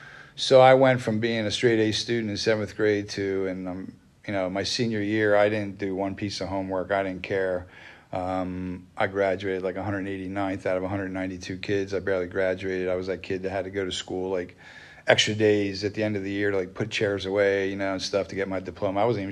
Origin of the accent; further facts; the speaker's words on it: Wernersville, Pennsylvania, United States; You know, I grew up in Wernersville, right up the road here. That's where I grew up.